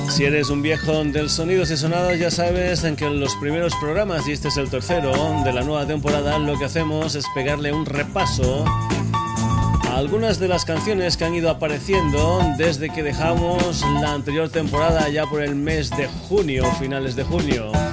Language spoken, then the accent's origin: Spanish; Burguillos del Cerro, Extremadura, Spain; mi pueblo, mi pueblo que es Hamburguillos del Cerro, en la provincia de Badajoz